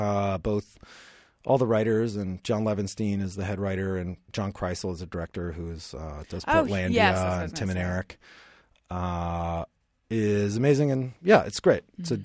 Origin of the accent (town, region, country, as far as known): Pittsburgh, Pennsylvania, United States; born or raised there